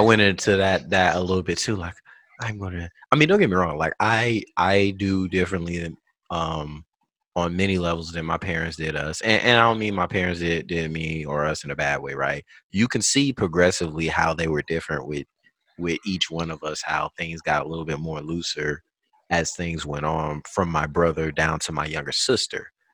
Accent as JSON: {"language": "English", "region": "South Carolina", "country": "United States", "moved": "yes", "lives_now": "California, United States", "said": "I'm from the South with an F. Okay. I'm from South Carolina"}